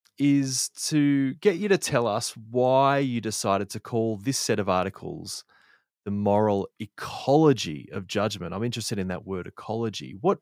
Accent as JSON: {"language": "English", "town": "Sydney", "region": "New South Wales", "country": "Australia", "tie": "born or raised there", "lives_now": "Canimbla, Australia", "said": "I grew up in Sydney, Australia, but nowadays I find myself living on a farm, kind of a hobby farm type thing, in a place called Canimbla."}